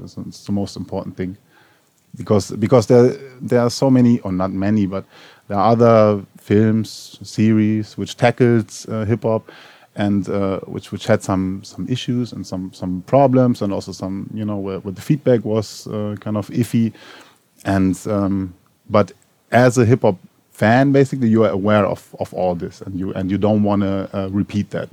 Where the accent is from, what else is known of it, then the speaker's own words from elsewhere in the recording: Berlin, Germany; I am from Berlin Neukölln and, and Tempelhof, so was raised there